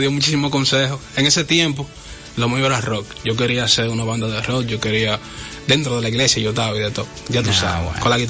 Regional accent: Cibao, Dominican Republic; yo soy muy del, del Cibao, hay muchísimas canciones mías que, reflejan muchísimo eso del Cibao

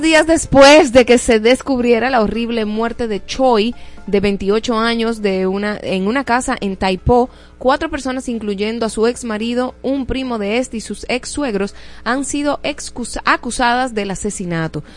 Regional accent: Dominican Republic; mi país

